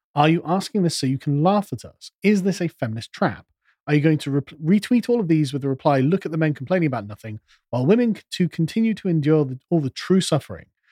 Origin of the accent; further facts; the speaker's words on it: United Kingdom; because we're British